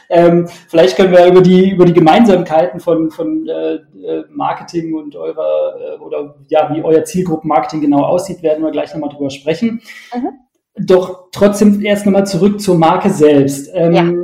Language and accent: German; Sindelfingen, Baden-Württemberg, Germany; gute Stadt, meine Heimatstadt.